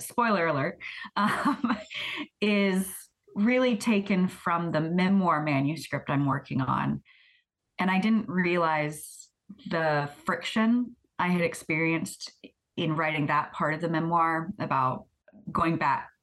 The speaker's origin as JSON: {"language": "English", "region": "Florida", "country": "United States", "tie": "born or raised there", "moved": "yes", "lives_now": "Paris, Canada", "said": "the religious experience I had of growing up in Florida"}